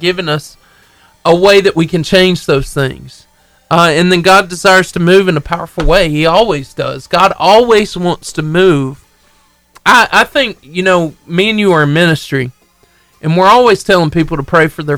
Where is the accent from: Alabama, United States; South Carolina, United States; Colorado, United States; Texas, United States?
Alabama, United States; Marshall County; all my life, I grew up in Marshall County, Alabama